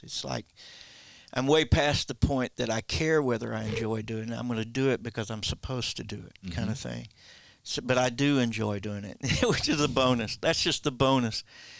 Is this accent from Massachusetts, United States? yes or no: no; Oklahoma, United States; now in Branson, United States; We grew up in Oklahoma